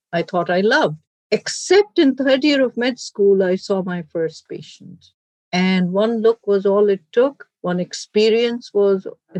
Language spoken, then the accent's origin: English; Pakistan; moved away as an adult; now in United States; I grew up in Pakistan.